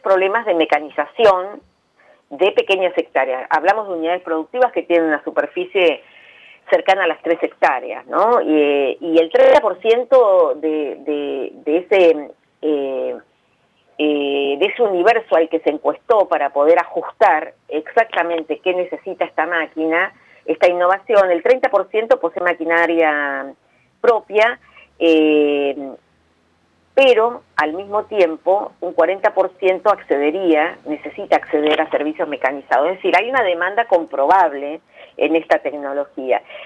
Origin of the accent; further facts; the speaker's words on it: Argentina